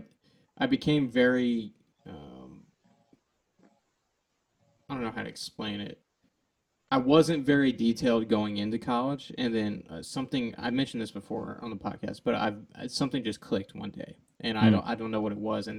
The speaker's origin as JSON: {"language": "English", "town": "Deer Park", "region": "Texas", "country": "United States", "tie": "born or raised there", "said": "I grew up in Texas"}